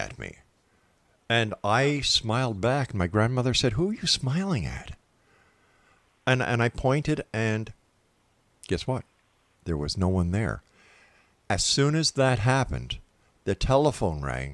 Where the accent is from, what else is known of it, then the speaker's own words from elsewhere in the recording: Montreal, Quebec, Canada; Born in Montreal, Quebec, my hometown